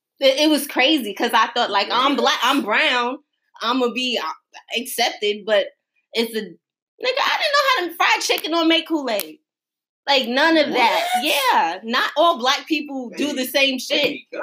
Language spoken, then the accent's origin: English; New York, United States; moved away; also born or lived in Trinidad; I'm from New York. My family's in New York.